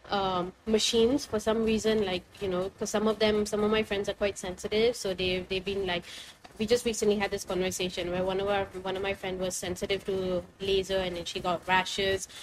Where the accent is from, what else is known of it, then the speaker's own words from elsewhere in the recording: India; being Indian